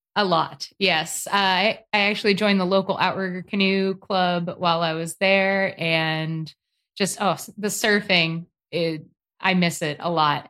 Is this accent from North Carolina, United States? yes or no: yes; North Carolina, United States; also born or lived in Santa Barbara, California; I'm from North Carolina. It is nice and warm here